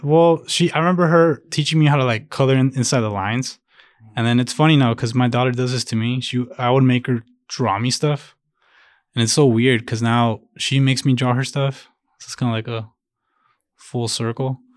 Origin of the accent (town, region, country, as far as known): Chicago, Illinois, United States; born or raised there; first language Spanish; English is a second language; also born or lived in Jalisco, Mexico